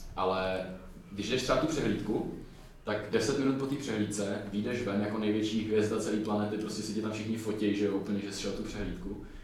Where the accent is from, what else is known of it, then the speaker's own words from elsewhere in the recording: Czechia; my jako mladí Češi